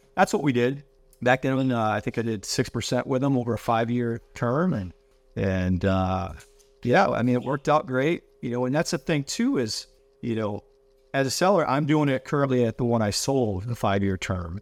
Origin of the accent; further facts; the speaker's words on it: Grand Rapids, Michigan, United States; moved away; I'm originally from Michigan. Greater Rapids, Michigan, towards Lake Shore